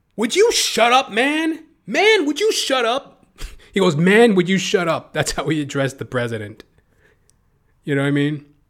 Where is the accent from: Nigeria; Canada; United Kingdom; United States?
Canada; I'm a Canadian